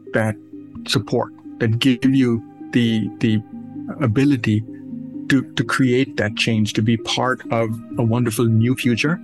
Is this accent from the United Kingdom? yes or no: no; Pakistan; moved away as an adult; now in United States; I grew up in South Asia. I was born and raised in Pakistan.